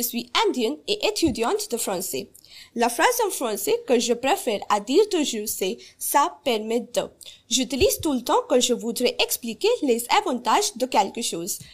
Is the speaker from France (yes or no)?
no; Philippines; French is a second language; je viens des Philippines et je suis philippine